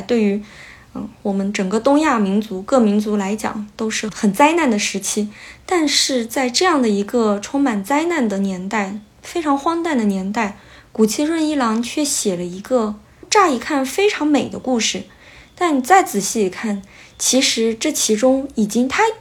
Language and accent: Chinese; China; now in Kyoto, Japan; 我们中国人